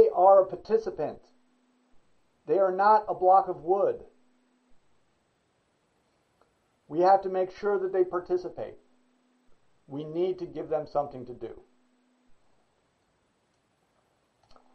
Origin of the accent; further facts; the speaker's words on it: United States; I'm an American, US, whatever